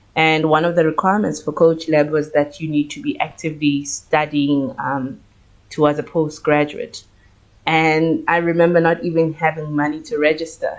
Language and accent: English; Soweto, Gauteng, South Africa; I am a Soweto born and raised baby, and I did most of my schooling in Soweto